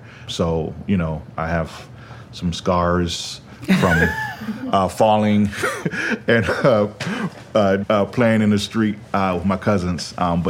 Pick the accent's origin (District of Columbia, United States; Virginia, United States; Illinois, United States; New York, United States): District of Columbia, United States; Washington; I am the owner and co-founder of Mahogany Books here in Washington, D.C., my hometown, Anacostia.